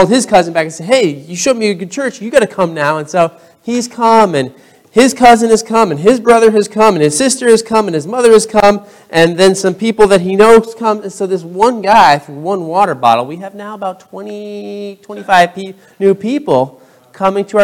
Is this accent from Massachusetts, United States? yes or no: yes; Pittsfield, Massachusetts, United States; moved away as an adult; also born or lived in Brooklyn, New York; now in Bronx, United States; I grew up in Pittsfield, Massachusetts